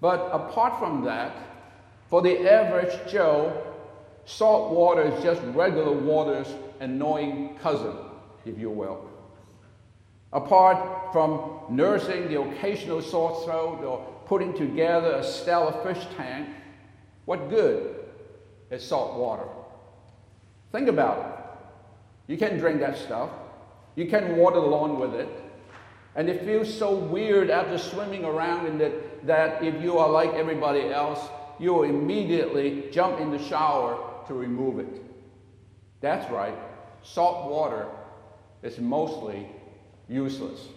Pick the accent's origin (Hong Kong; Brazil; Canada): Hong Kong; now in United States; born and raised in Hong Kong and was a citizen of the United Kingdom for a long time